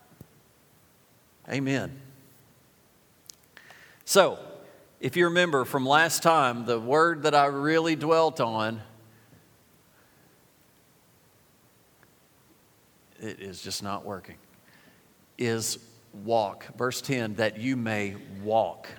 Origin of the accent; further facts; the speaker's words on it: United States; We're from Jackson County. We're from Warren County.